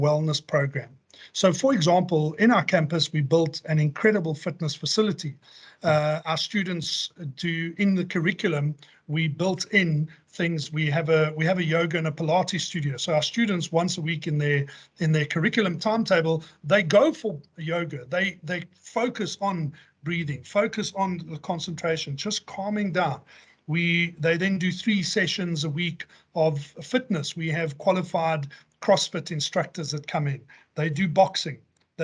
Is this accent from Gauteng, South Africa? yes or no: yes; Johannesburg, Gauteng, South Africa; Joburg born and bred. That's been, you know, that's my hometown. I've lived here my entire life